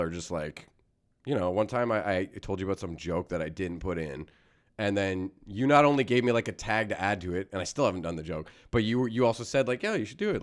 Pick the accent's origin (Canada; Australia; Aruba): Canada; As a Canadian